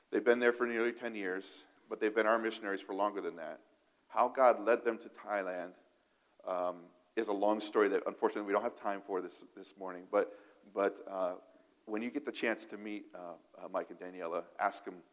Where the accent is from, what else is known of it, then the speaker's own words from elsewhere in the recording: Niger; I, I, can't speak for other countries because I grew up in Africa, but in, in Niger, uh, this, the state language is French, right?